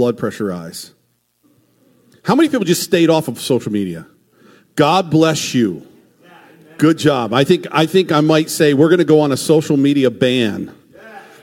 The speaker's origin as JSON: {"language": "English", "country": "United States", "said": "as American Christians"}